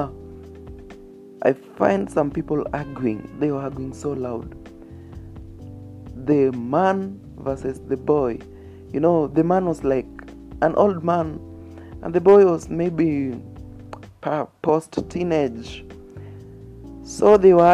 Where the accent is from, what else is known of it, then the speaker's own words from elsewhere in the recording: Kenya; I'm a Kenyan, so I got that no accent.